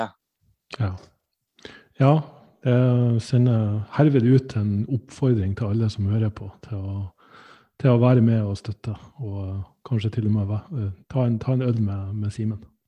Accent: Sandnessjøen, Nordland, Norway; jeg er fra Sandnessjøen

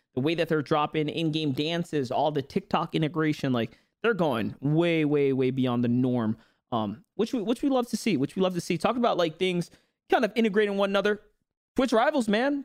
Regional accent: New York City, New York, United States; where I grew up, New York City

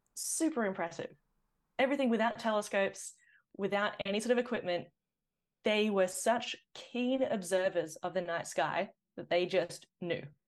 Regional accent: Sydney, New South Wales, Australia; I did grow up on green guy country up in the northern beaches of Sydney.

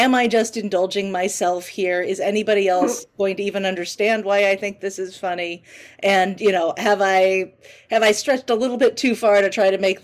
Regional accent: San Francisco Bay Area, California, United States; I grew up in the San Francisco Bay Area.

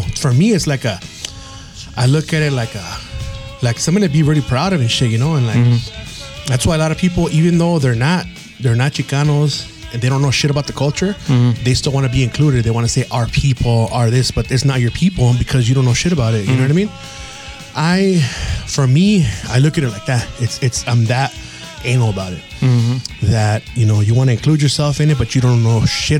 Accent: United States; I'm Mexican American

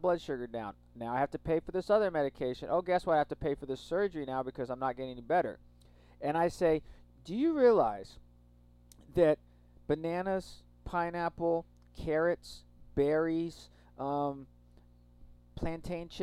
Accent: Texas, United States; growing up in Texas, there's a lot of people who are hunters

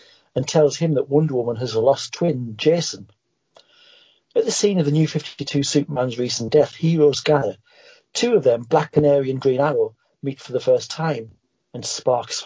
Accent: England, United Kingdom; now in Scotland, United Kingdom; I'm English, honestly, not a Scotsman.

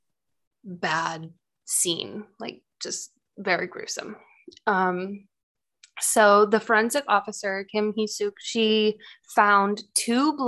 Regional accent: United States; I'm American

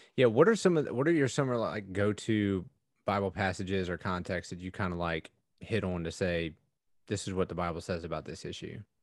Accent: East Coast, United States; I grew up on the East Coast.

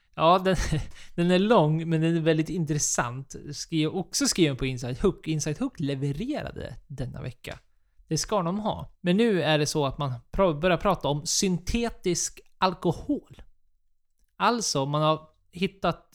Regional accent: Sweden; vi som svenskar

